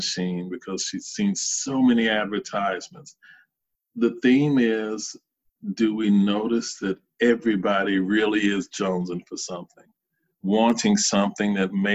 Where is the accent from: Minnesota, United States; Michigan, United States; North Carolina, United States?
North Carolina, United States; Charlotte; moved away; I grew up in Charlotte, North Carolina, in a somewhat poor section